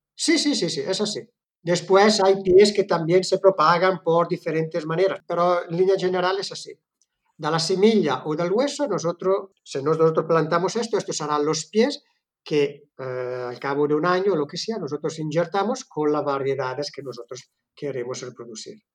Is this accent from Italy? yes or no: yes; Italy; Spanish is a second language; moved away as an adult; now in Girona, Spain; Yo soy italiano